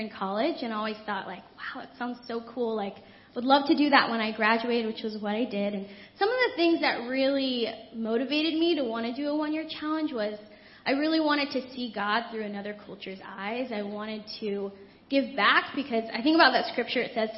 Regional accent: United States; I grew up in America where I could do so many things

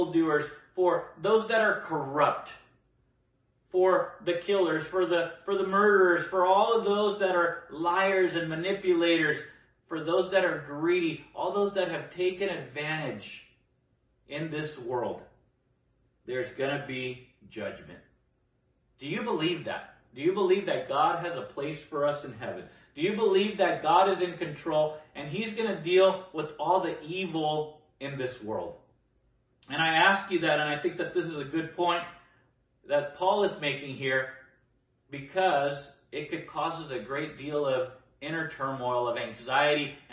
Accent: Nicaragua; now in United States; I come from Nicaragua, a war-torn place. I came here during the Civil War

